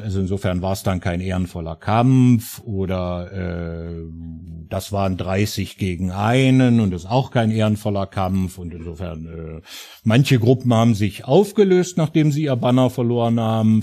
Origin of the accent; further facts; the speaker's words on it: Germany; also born or lived in Harz; now in Italy; ich bin ja selber Deutscher